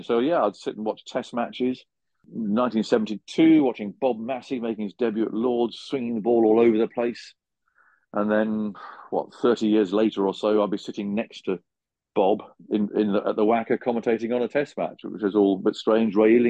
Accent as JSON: {"language": "English", "town": "Macclesfield", "region": "North West England", "country": "United Kingdom", "tie": "born or raised there", "said": "I was born in Macclesfield."}